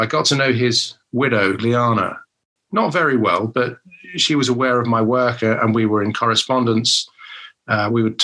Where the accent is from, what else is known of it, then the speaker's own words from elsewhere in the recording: London, United Kingdom; growing up in London in the 1980s